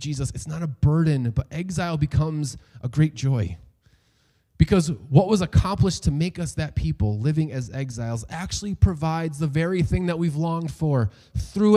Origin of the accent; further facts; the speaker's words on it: New York, United States; I was born and raised in the United States. I know no other home